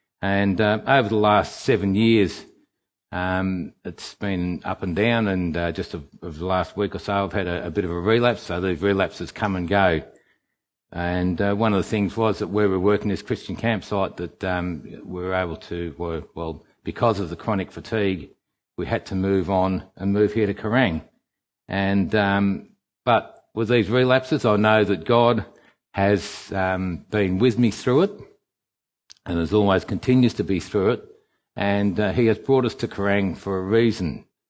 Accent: England, United Kingdom; now in Australia; I come from England, and on the 31st of May 1963

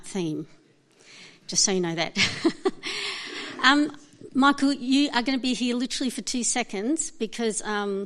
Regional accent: Brisbane, Queensland, Australia; also born or lived in Alice Springs / Darwin; In 1974, the year was almost over by the time my family moved to Brisbane, and we moved from Darwin

